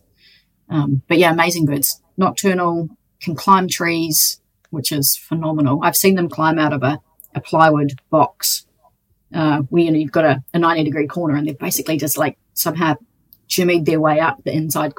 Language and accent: English; Te Anau, Southland, New Zealand; Growing up in Te Anau, I grew up on a farm